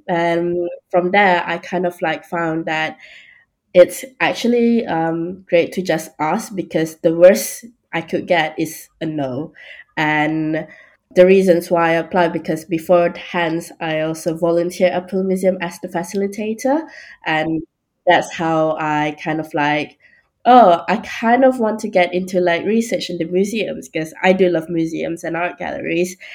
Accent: Malaysia; moved away as an adult; also born or lived in Bournemouth, United Kingdom; now in London, United Kingdom; I'm from Malaysia, and fun fact, I actually go to the UK for the first time for university

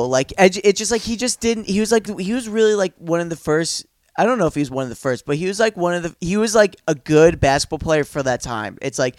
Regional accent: Dix Hills, New York, United States; Dix Hills.

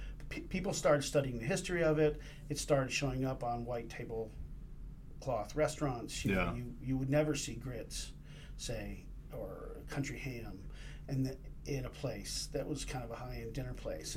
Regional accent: Raleigh, North Carolina, United States; moved away as an adult; also born or lived in Greenville, North Carolina; now in Iowa City, United States; I grew up in Raleigh, North Carolina.

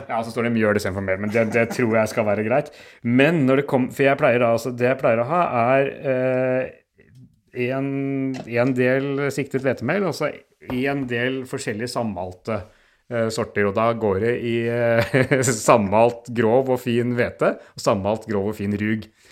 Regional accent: Oslo, Norway; Jeg vokste opp på Bøler, men ikke her eh, hvor jeg bor nå

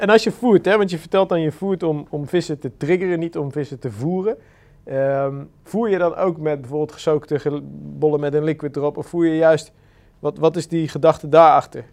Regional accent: Randstad, Netherlands; bij ons in de Randstad

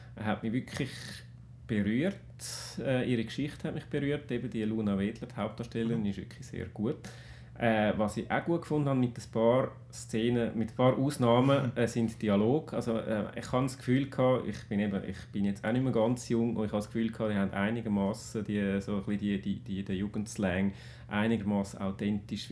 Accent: Switzerland; als Schweizer

